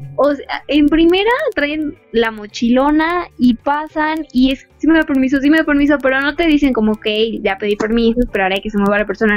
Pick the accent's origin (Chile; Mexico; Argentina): Mexico; como buenos mexicanos que somos